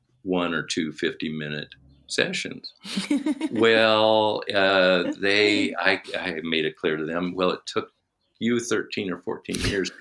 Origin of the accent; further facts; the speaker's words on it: Minnesota, United States; We said, Minnesota.